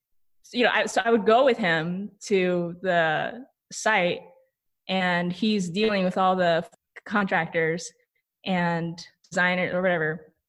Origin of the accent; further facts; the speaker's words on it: Taiwan; also born or lived in Japan; I was born in Japan to Taiwanese immigrant parents. And when I was 2 months old, our family moved back to Taiwan